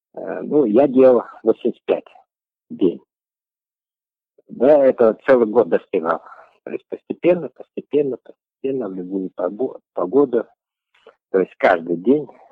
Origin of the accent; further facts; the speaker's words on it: Karkaraly District, Karaganda Region, Kazakhstan; now in Astana, Kazakhstan; Я родился в Каролинском районе, Карагандинская область